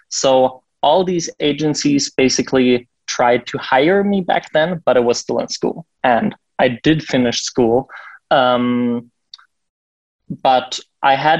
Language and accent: English; Berlin, Germany; I'm from Berlin. This is where I live and where our office is